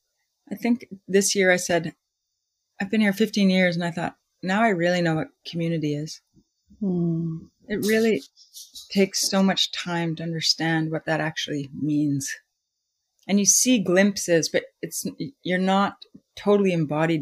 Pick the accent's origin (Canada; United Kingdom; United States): Canada; Winnipeg, Manitoba; also born or lived in Vancouver; now in Salt Spring Island, Canada; I grew up in Winnipeg and we had a cottage